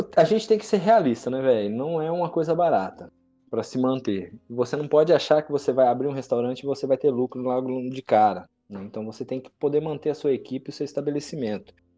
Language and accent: Portuguese; Maringá, Paraná, Brazil; eu que sou criado em Maringá, né? Não nasci em Maringá, mas fui criado desde muito novo aqui em Maringá